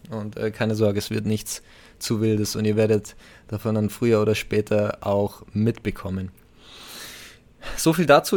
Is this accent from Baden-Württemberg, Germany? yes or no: no; Bavaria, Germany; bei uns in Bayern